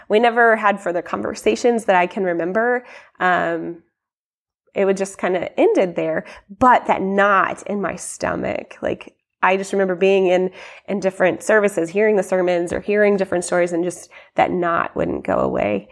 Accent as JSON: {"language": "English", "town": "Columbia", "country": "United States", "tie": "born or raised there", "said": "I grew up here in Columbia"}